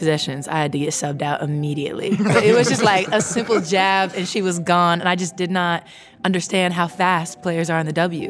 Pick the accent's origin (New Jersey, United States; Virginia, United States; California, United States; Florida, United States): California, United States; Santa Cruz; born or raised there; now in Atlanta, United States